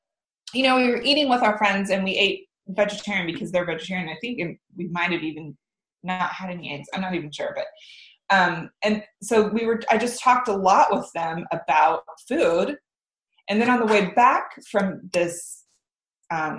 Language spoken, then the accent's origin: English; Midwest, United States; moved away as an adult; also born or lived in Lawrence, Kansas / Denver / San Francisco; now in Guemes Island, United States; growing up in the Midwest